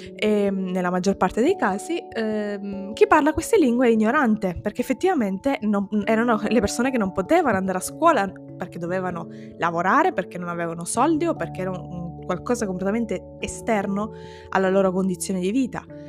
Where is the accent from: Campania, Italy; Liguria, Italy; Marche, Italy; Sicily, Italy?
Sicily, Italy; mi sento tanto italiana quanto siciliana